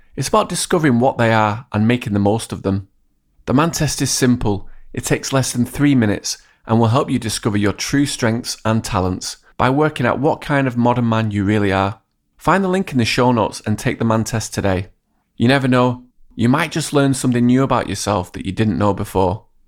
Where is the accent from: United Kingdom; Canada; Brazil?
United Kingdom; England; also born or lived in Hong Kong; I've gone through the education system in England as both a student and a substitute teacher